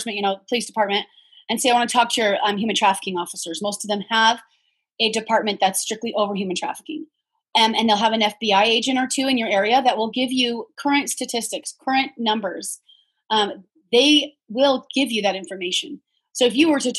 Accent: United States; I'm a teacher from the States

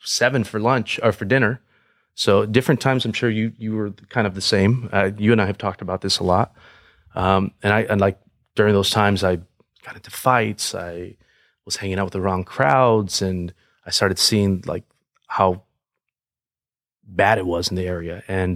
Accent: Paramount, California, United States; I grew up in a very high crime area, right next to Compton, the city named Paramount.

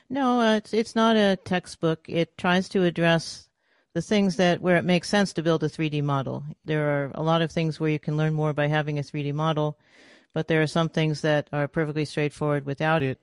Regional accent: New York City, New York, United States; moved away as an adult; also born or lived in Massachusetts; now in California, United States; I'm originally from New York City, then went up to, to M I T to go to school, and then out here to California

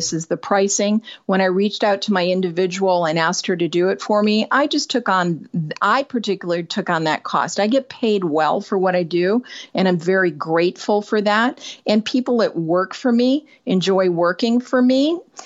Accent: Northern Michigan, United States; moved away as an adult; also born or lived in California; I moved from Northern Michigan to California shortly after high school, a couple of years after

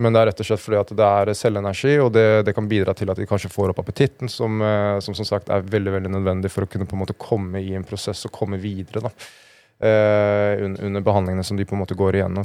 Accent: Norway; Jeg er fra Norge, jobber i Just Derfor

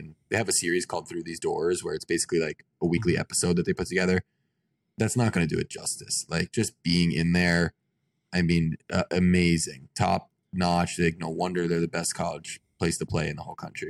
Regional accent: Lake Worth, Florida, United States; I'm from Lake Worth, Florida. It's like kind of north of Fort Lauderdale

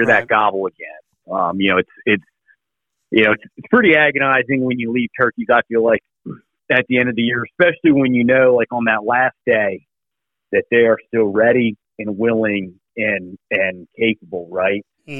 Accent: Virginia, United States; I'm from Virginia, and in February we get a lot of winds

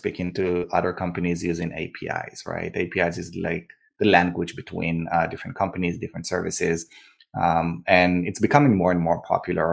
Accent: Israel; moved away as an adult; also born or lived in New York; now in Austin, United States; I grew up and born and raised in Israel, where I served in the army as an officer there

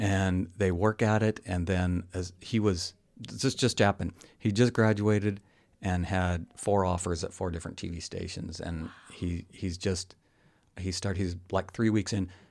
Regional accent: Colorado, United States; also born or lived in San Diego / Los Angeles / Dallas; now in Michigan, United States; I was born in Colorado, and there was a reason I moved

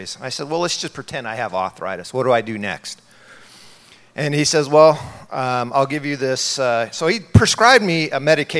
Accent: San Diego, California, United States; now in Rexburg, United States; I'm originally from San Diego. I grew up in San Diego

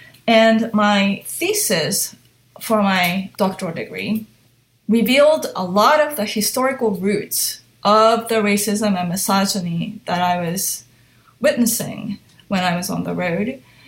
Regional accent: Hong Kong; also born or lived in Japan; So I was born in Japan, but I grew up in Hong Kong from age 1 to 6. And so my parents would speak to me in Japanese, my nanny in Cantonese, and everything outside that was English.

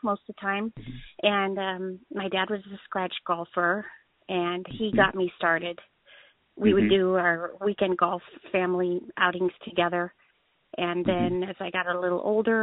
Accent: Lakewood, Washington, United States; I grew up in Lakewood, Washington

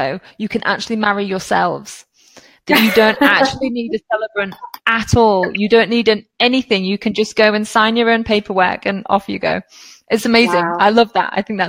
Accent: United Kingdom; as a British person

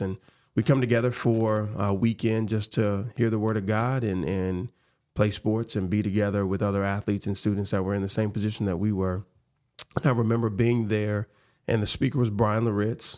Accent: Memphis, Tennessee, United States; growing up in Memphis, growing up in the South

